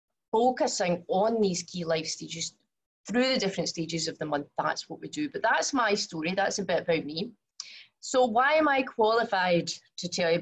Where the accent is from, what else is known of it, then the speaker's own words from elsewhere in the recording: Glasgow, Scotland, United Kingdom; accent: very strong accent; moved away as an adult; now in Singapore; I was born in Glasgow, as I'm sure you can also tell from my very strong accent.